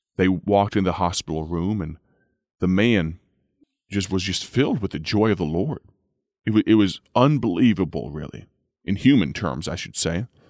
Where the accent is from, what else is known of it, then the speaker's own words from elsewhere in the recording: United States; I'm telling that account from the, uh, from the perspective of an American